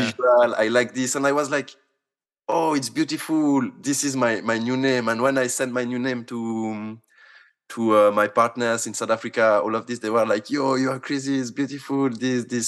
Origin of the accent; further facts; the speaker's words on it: Switzerland; I come from Switzerland